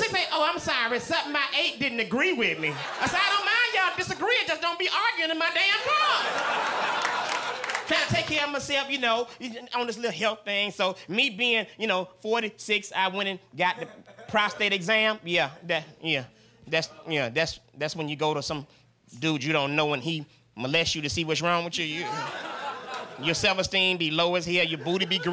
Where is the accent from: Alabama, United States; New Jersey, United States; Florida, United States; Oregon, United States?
Alabama, United States; Tuscaloosa; I am from Tuscaloosa, Alabama